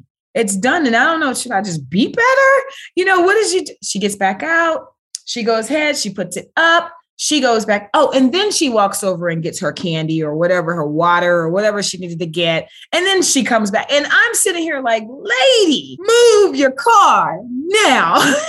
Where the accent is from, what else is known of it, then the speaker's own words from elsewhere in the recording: Washington, District of Columbia, United States; Actually, it was a culture shock when I moved down to Georgia, moving from DC.